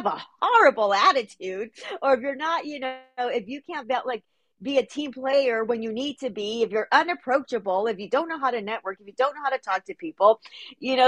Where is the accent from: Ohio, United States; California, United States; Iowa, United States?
California, United States; Los Angeles; I'm born and raised in Los Angeles